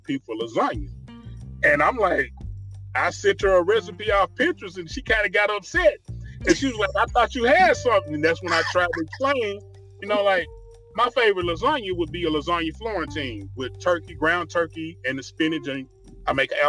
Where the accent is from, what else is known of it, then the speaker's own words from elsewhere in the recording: Tennessee, United States; I grew up in Tennessee. I'm a country boy